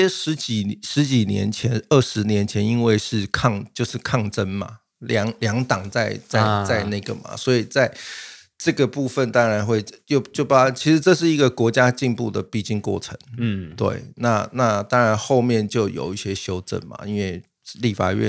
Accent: Taiwan; 可能我们台湾人还是会针对在治安上。

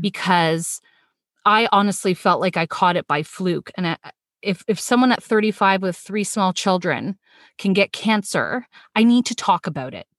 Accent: Toronto, Ontario, Canada; born in Toronto, lived most of my life

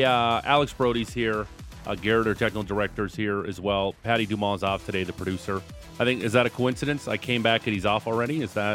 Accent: Niagara Falls, Ontario, Canada; now in Calgary, Canada; I am from Niagara Falls, Ontario. Proud Niagara Falls, Niagara Fallian, if you will.

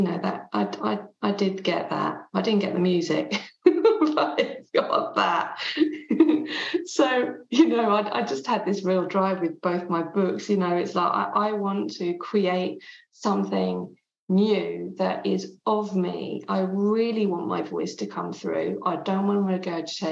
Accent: England, United Kingdom; first language French; English is a second language; my mum was Swiss French, she still is, and I grew up in England, but from the age of 0 to 5, I only spoke French.

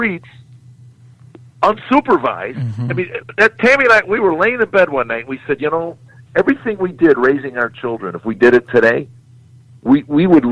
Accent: Chicago, Illinois, United States; She goes, where'd you grow up? I said, Chicago

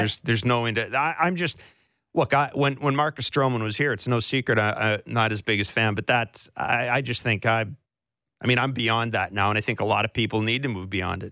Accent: Southern Manitoba, Canada; moved away; this hometown's in the Bible Belt

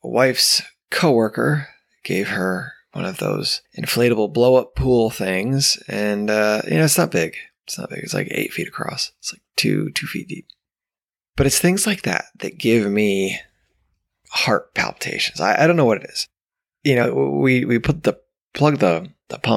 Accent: New York, United States; now in Georgia, United States; Growing up in New York

